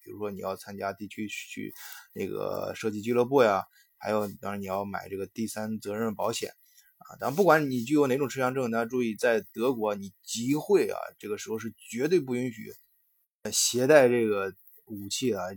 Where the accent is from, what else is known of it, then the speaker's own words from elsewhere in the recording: China; 我们中国人